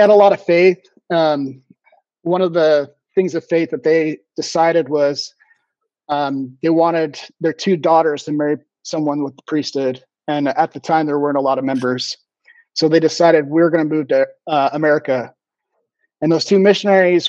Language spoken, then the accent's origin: English; Mesa, Arizona, United States; now in San Tan Valley, United States; I grew up in Mesa